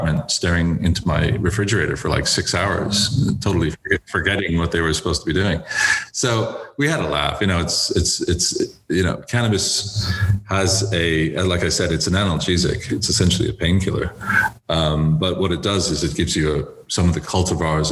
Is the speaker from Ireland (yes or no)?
yes; Dublin, Leinster, Ireland; moved away as an adult; now in United States; I was educated in Dublin in secondary school, and I went to University College Dublin